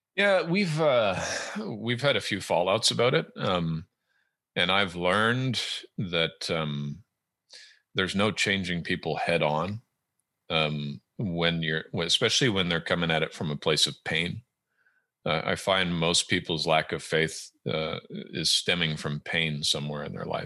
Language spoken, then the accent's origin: English; Southern California, United States; born or raised there; moved away as an adult; also born or lived in Edmonton, Alberta, Canada / Great Britain / Germany; now in Washington State, United States